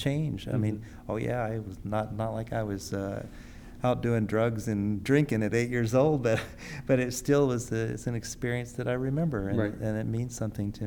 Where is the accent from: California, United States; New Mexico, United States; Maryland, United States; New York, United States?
California, United States; I grew up in California.